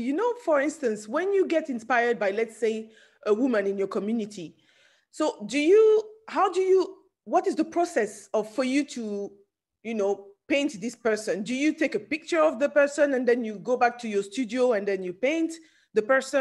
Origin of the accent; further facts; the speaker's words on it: France; also born or lived in Nigeria; I'm originally from Nigeria, but I'm born in France.